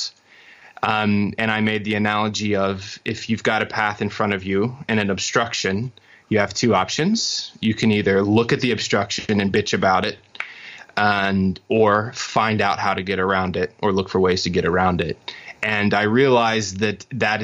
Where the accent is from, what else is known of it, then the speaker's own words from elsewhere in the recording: Orlando, Florida, United States; moved away as an adult; we were both born and raised in Orlando, Florida, by our parents